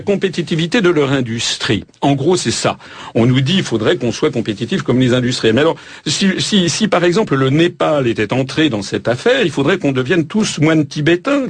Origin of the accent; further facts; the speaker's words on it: France; Nous sommes français